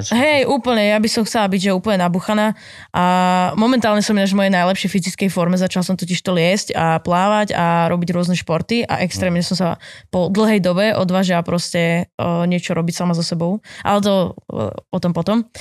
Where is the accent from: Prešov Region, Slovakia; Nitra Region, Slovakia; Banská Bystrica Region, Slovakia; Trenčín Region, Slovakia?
Trenčín Region, Slovakia; Poruba; moved away as an adult; now in Bratislava, Slovakia; som robila vtedy v pizzerii u nás v Porube